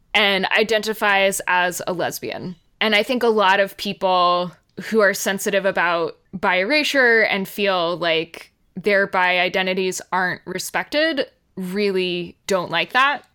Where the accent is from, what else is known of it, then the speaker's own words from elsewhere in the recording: United States; as Americans